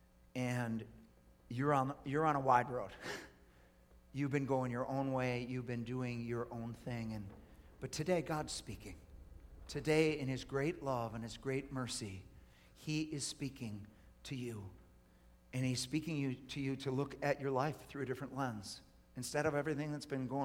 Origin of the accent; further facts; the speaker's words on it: United States; as an American